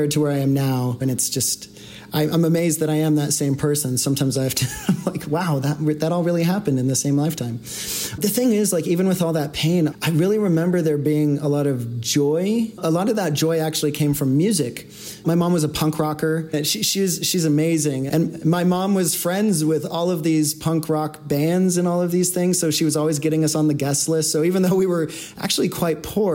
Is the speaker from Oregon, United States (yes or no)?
yes; Portland, Oregon, United States; now in Denver, United States; I was born in Portland, Oregon, and grew up, you know, with two parents who were never married